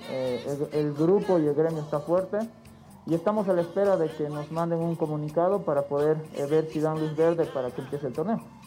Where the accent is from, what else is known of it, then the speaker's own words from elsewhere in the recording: Bolivia; como buenos bolivianos